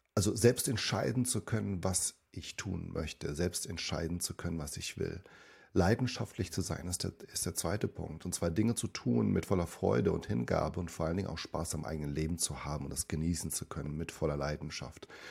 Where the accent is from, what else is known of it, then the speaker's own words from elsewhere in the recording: Germany; also born or lived in Suzano, Brazil / São Paulo, Brazil; ich bin dort groß geworden und bin mit fünf Jahren dann mit ihnen gemeinsam und mit meinem Bruder da nach Deutschland ähm, ja, für mich hingezogen